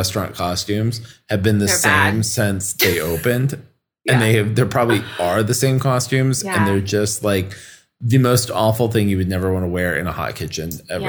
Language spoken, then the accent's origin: English; New York, United States; I told her I was from New York